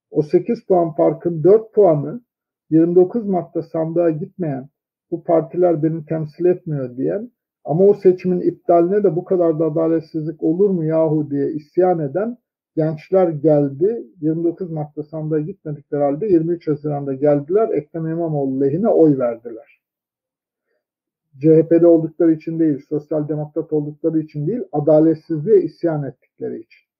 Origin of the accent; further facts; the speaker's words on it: Turkey; ben öyle bir kasabada doğdum büyüdüm ki herkes Sünniydi, herkes Türktü.